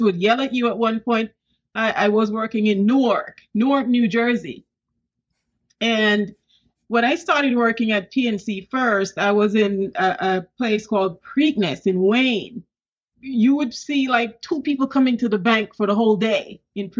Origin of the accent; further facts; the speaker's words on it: Saint Thomas, Jamaica; moved away as an adult; also born or lived in Kingston, Jamaica; now in United States; I was born in Kingston, but I came of age in the rural area, St. Thomas